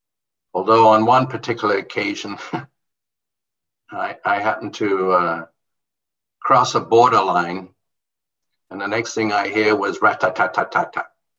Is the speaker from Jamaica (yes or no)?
yes; Jamaica; born there; also born or lived in England / Bahamas; I was born in Jamaica. I was schooled in the Caribbean, England and the Bahamas.